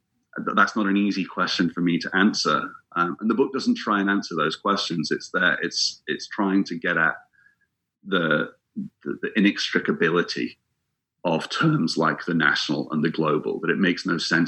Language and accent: English; England, United Kingdom; moved away as an adult; also born or lived in Scotland; I'm from England, but I spent several years living in Scotland